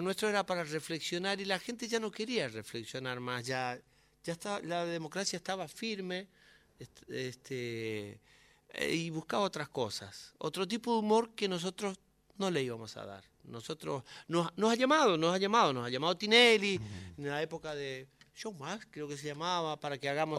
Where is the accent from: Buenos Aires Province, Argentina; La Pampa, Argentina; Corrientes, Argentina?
Corrientes, Argentina; Curuzú Cuatiá; now in Buenos Aires, Argentina; Curuzú es mi infancia